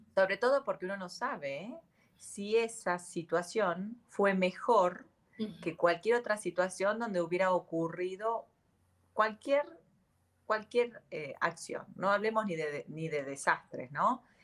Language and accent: Spanish; Argentina; yo soy Argentina.